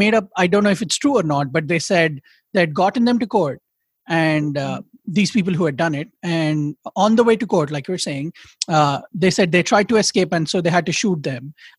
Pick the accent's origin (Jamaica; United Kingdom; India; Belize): India; I feel like maybe because I'm Indian, and because my patriotism comes with the critiques